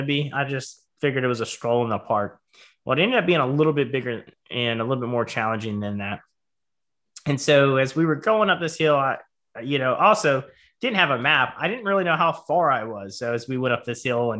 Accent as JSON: {"language": "English", "town": "Charleston", "region": "South Carolina", "country": "United States", "tie": "born or raised there", "said": "I grew up in Charleston, South Carolina. I was by the coast"}